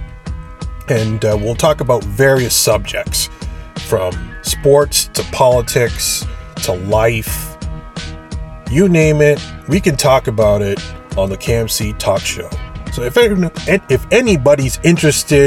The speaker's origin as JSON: {"language": "English", "country": "Canada", "said": "I'm Canadian. It's a lot different here"}